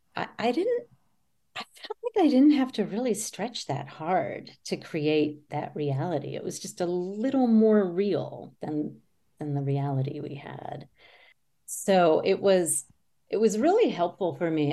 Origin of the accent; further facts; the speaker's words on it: near Richmond, Virginia, United States; I grew up near Richmond, Virginia